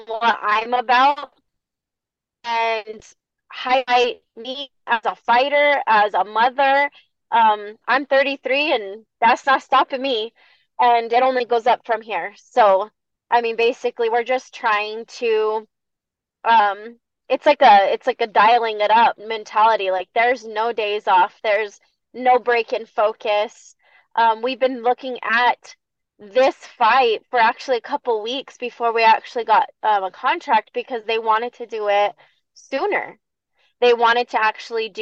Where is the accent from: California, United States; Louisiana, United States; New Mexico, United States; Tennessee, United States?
New Mexico, United States; Bosque Farms; representing my hometown of Bosque Farms